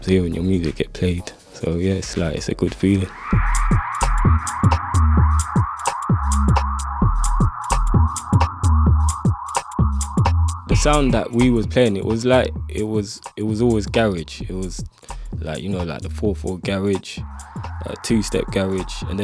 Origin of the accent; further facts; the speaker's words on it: London, United Kingdom; from Northwest London